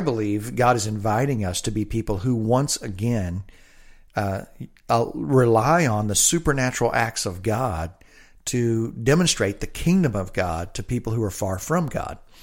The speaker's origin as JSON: {"language": "English", "region": "the South", "country": "United States", "tie": "born or raised there", "moved": "yes", "lives_now": "Olympia, United States", "said": "I grew up in the South."}